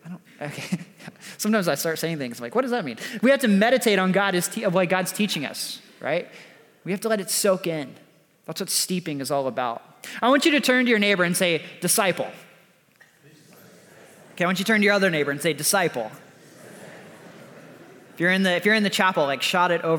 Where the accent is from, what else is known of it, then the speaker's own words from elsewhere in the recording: the South, United States; now in California, United States; I'm from the South. And one thing we do really well in the South is we make sweet tea. When I moved to California